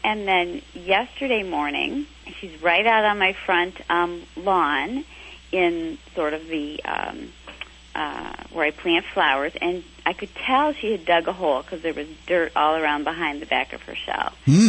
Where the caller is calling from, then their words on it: West Bloomfield, Michigan, United States; I'm calling from West Bloomfield, Michigan, about an hour outside of Detroit.